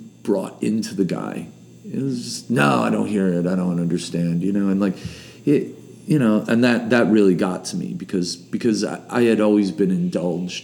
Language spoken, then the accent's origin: English; Buffalo, New York, United States; We're from Buffalo